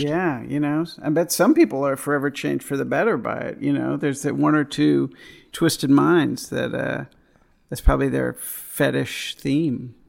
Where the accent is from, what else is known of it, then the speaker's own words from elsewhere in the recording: East Coast, United States; I grew up on the East Coast, uh, when I, like, high school, college